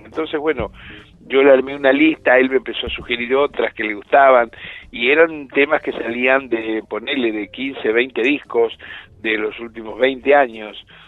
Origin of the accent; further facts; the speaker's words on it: Rosario, Santa Fe, Argentina; yo soy nieto de andaluces y piamonteses y soy de Rosario